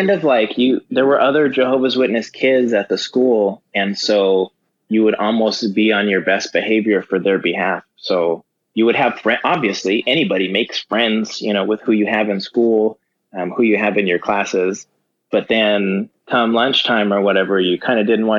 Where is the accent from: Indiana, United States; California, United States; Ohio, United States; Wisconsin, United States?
California, United States; Simi Valley; born or raised there; also born or lived in Los Angeles